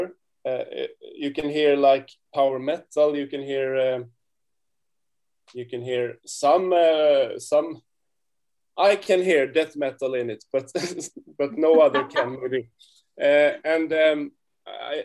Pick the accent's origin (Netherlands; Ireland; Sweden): Sweden; we are a duo and we are from Sweden